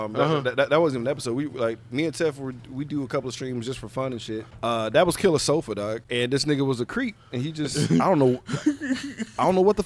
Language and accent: English; Houston, Texas, United States; I'm from Houston